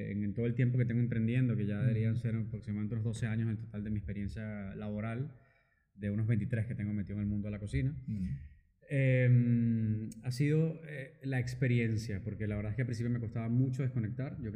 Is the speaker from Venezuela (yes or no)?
yes; Venezuela; moved away as an adult; also born or lived in United States; now in Barcelona, Spain; soy venezolano de nacionalidad, venezolano-francés. Em, llegué a Barcelona hace aproximadamente casi 11 años ya.